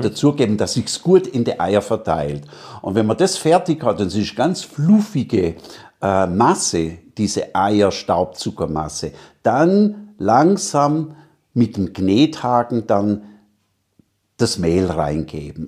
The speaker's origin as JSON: {"language": "German", "town": "Stuttgart", "region": "Baden-Württemberg", "country": "Germany", "tie": "born or raised there", "accent": "Swabian", "moved": "as an adult", "lives_now": "Salzburg, Austria", "said": "In Stuttgart, da bin ich geboren, da waren wir praktisch, ja, wie soll man denn sagen, da waren wir die Köche von der Haute Volée."}